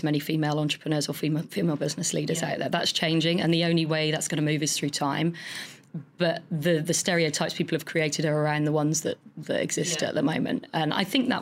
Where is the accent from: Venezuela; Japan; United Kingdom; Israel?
United Kingdom; Somerset, South West England; moved away; I'm a girl from Somerset who went to a local comp.